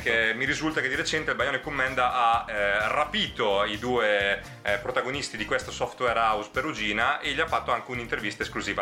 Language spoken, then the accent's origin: Italian; Naples area, Campania, Italy; dei venditori di sogni partenopei che stavano dalle mie parti